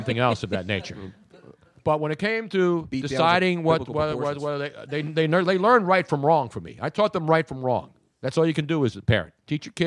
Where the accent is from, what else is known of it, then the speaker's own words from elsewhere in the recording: Philadelphia, Pennsylvania, United States; I'm just Italian from Philly. I'm not angry. I'm from South Philly